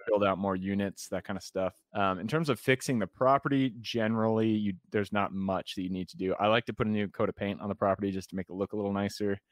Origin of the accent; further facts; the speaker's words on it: Enumclaw, Washington, United States; also born or lived in Renton / Seattle; I was born in Renton, I grew up in Enumclaw